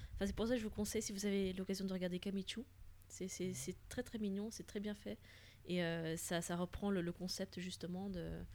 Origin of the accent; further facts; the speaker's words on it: Flanders, Belgium; French is a second language; je suis belge, mais en plus, je ne suis pas francophone au départ